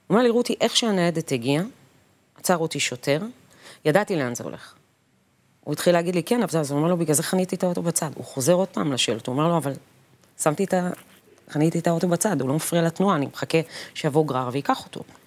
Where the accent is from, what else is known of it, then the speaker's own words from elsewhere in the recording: periphery, Israel; בתור ילדה שגדלה בפריפריה